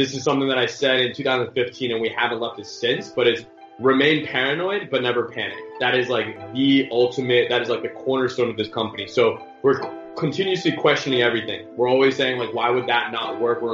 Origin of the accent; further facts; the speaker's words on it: the Bay Area, California, United States; also born or lived in Michigan; I'm born and raised in the Bay